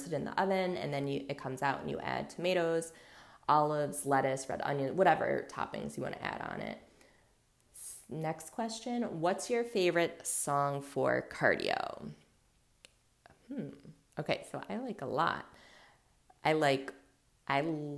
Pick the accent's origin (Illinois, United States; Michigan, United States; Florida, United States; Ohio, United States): Ohio, United States; Cleveland; also born or lived in Los Angeles, California / Louisville, Kentucky / Mobile, Alabama; I grew up in a suburb of Cleveland, and then I went to college in Ohio, and then I moved back to LA for a bit, and then back to Ohio. So for the most part, Ohio. I grew up in Ohio